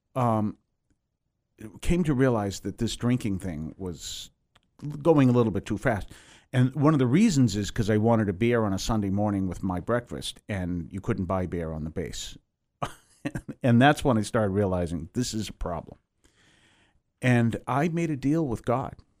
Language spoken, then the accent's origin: English; Weymouth, Massachusetts, United States; I grew up in Weymouth, Massachusetts